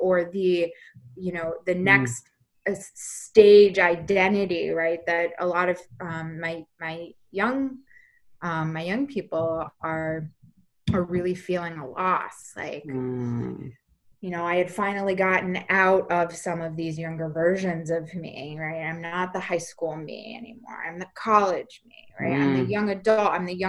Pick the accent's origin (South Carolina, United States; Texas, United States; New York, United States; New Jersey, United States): New York, United States; I was talking about my identity as a New Yorker